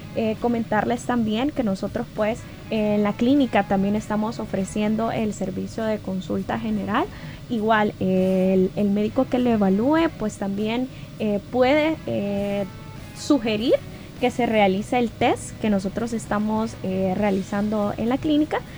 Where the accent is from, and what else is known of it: El Salvador